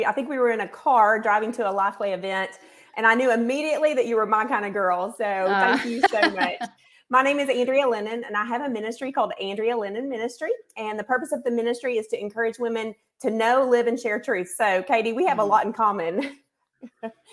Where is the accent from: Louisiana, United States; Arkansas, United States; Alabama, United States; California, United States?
Arkansas, United States; Northwest; also born or lived in Searcy, Arkansas; now in Conway, United States; I grew up in Northwest Arkansas